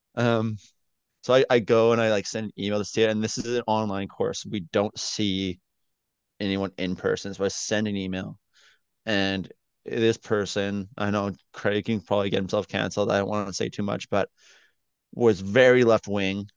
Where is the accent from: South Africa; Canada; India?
Canada; as a Canadian